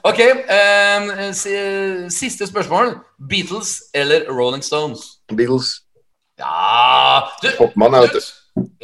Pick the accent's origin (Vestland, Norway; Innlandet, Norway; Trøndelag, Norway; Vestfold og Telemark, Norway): Innlandet, Norway; Skreia; siden jeg kommer fra Skreia